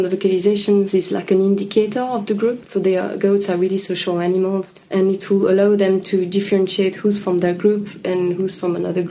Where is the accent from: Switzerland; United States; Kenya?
Switzerland; English is a second language; Yeah, I'm originally from Switzerland, yeah.